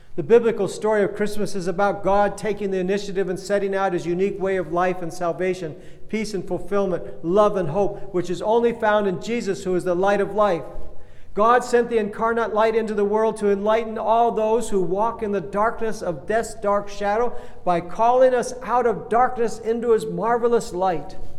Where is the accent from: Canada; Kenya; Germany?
Kenya; I grew up in Kenya back in the days when bathrooms were outhouses